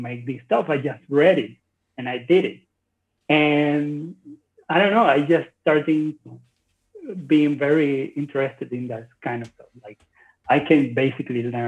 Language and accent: English; Maracaibo, Zulia, Venezuela; I was born in Venezuela